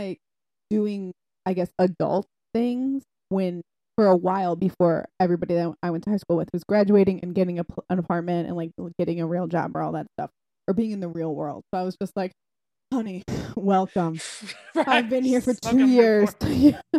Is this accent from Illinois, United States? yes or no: yes; Algonquin, Illinois, United States; northwest suburbs